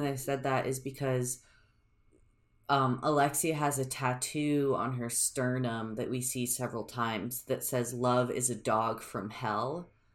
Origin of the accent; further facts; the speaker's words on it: United States; I'm an American